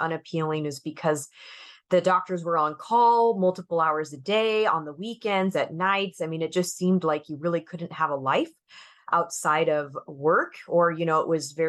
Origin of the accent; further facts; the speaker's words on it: Arizona, United States; I moved back to my hometown in Arizona, and I just joined my childhood optometrist